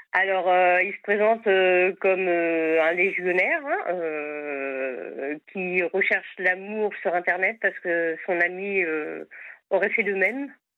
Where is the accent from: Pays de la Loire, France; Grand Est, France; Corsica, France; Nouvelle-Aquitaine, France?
Pays de la Loire, France; Sarthe; je suis à Vannes en Bretagne, mais autrement je suis de la Sarthe.